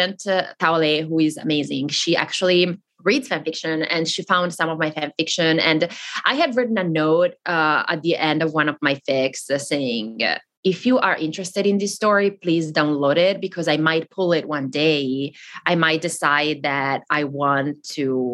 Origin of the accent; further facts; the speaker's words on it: the very north of Italy, northern Italy, Italy; first language Italian; English is a second language; I grew up in Italy